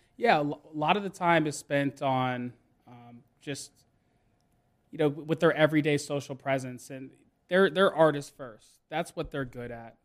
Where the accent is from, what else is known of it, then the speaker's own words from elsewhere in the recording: Johns Creek, Georgia, United States; I grew up in Johns Creek, Georgia